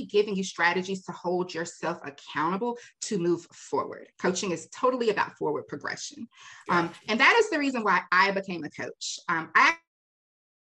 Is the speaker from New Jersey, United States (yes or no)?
no; Raleigh, North Carolina, United States; I was born and raised in Raleigh